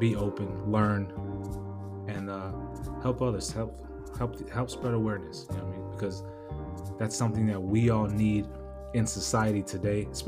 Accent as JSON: {"language": "English", "town": "National City", "region": "California", "country": "United States", "tie": "born or raised there", "said": "growing up in National City, California. I grew up in a barrio"}